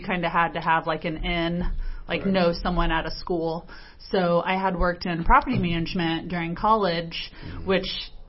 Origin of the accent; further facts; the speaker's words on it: Selma, Indiana, United States; also born or lived in Muncie, Indiana / Florida / Lafayette, Indiana; I grew up in Selma, which is just a little town east of Muncie